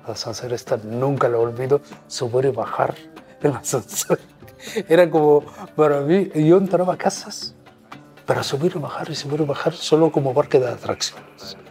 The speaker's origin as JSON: {"language": "Spanish", "region": "Nubia", "country": "Egypt", "tie": "born or raised there", "also_born_or_lived": "Cairo, Egypt", "second_language": "Spanish", "moved": "as an adult", "lives_now": "Spain", "said": "soy nubio, soy español, soy europeo."}